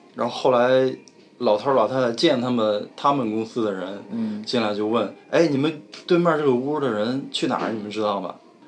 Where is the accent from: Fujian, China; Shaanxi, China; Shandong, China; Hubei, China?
Shandong, China; Yantai; moved away as an adult; now in Jinan, China; 我是零四年来的济南嗯。我是烟台人